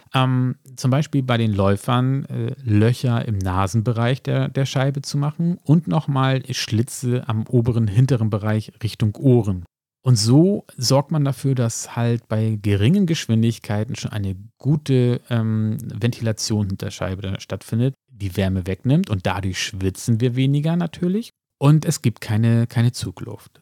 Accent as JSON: {"language": "German", "region": "Hamburg", "country": "Germany", "said": "ich könnte das als Hamburger sagen"}